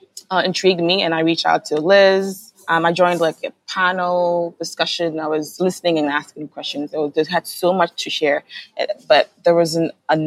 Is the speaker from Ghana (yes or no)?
yes; Kumasi, Ashanti, Ghana; I grew up in Kumasi in a house full of close relatives.